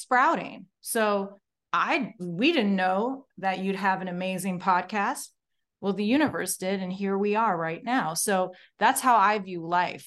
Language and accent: English; Morocco; moved away; I came all the way from Morocco